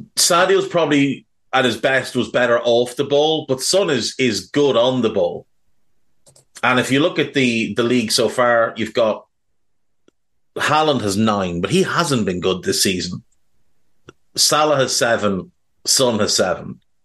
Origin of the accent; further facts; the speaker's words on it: Ireland; I'm Irish